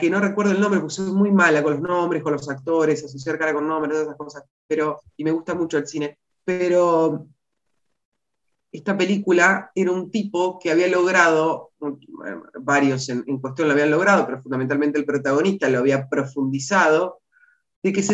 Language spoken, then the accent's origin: Spanish; Buenos Aires, Argentina; La Flores es mi ciudad natal, pero no es mi lugar en el mundo